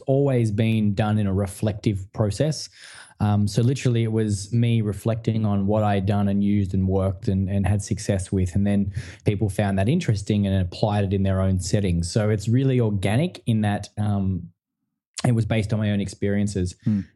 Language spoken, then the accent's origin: English; country Victoria, Australia; i grew up in country victoria um, in australia so in a small town you know not very big about two hours from melbourne